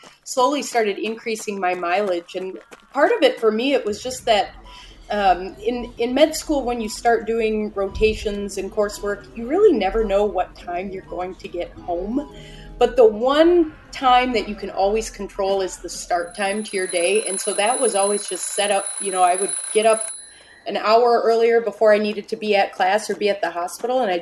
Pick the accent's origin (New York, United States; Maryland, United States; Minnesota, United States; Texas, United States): Minnesota, United States; Spicer; I am from Spicer, Minnesota, which is in central Minnesota